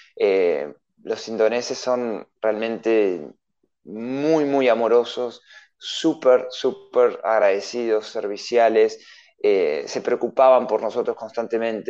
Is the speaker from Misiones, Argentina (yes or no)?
no; Adrogué, Buenos Aires Province, Argentina; moved away as an adult; also born or lived in Mendoza; yo soy en realidad de Buenos Aires, de provincia de Buenos Aires, de Adrogué